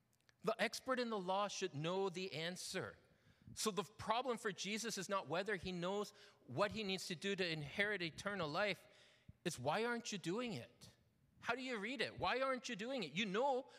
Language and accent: English; London, Ontario, Canada; moved away as an adult; I grew up not in Toronto. I grew up in a little town called London.